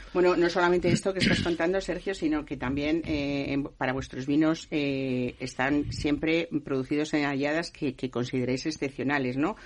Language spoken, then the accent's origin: Spanish; Madrid, Community of Madrid, Spain; yo que soy madrileña